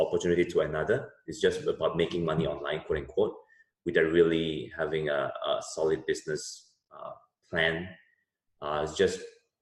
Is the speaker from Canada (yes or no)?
no; Singapore; also born or lived in United States; now in Jakarta, Indonesia; I grew up in Singapore